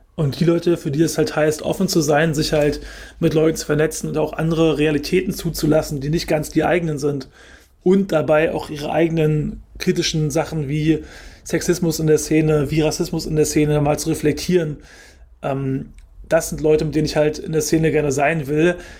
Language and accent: German; Germany; ich bin in Deutschland geboren